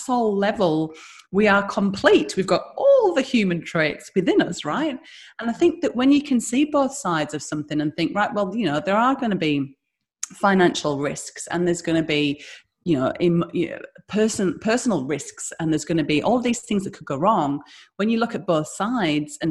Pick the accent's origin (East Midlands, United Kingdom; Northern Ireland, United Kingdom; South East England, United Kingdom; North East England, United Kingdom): North East England, United Kingdom; the Northeast; moved away as an adult; now in Australia; I'm from the Northeast, so my accent means that I'm poor and stupid.